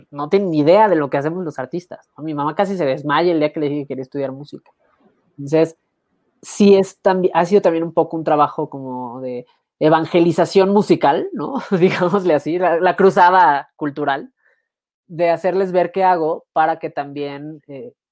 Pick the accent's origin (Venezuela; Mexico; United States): Mexico